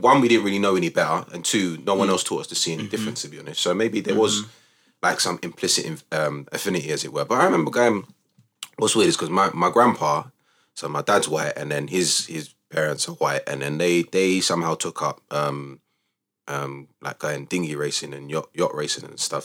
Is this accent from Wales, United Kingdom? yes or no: no; London, United Kingdom; also born or lived in Cambridge; I was born and raised in Newham